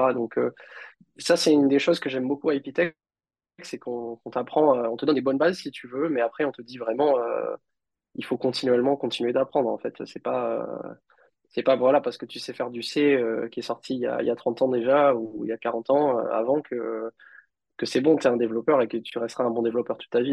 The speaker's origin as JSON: {"language": "French", "country": "Réunion", "tie": "born or raised there", "said": "j'ai grandi à La Réunion"}